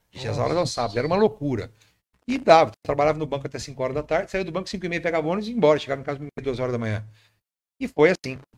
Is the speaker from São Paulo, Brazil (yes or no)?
yes; Bebedouro, São Paulo, Brazil; also born or lived in Jundiaí; Eu, eu, eu vim parar em Bebedouro, criança, sou de Jundiaí. Jundiaí. Nasci em Jundiaí, meus pais estavam em Bebedouro e estão aqui desde que eu sou pequeno.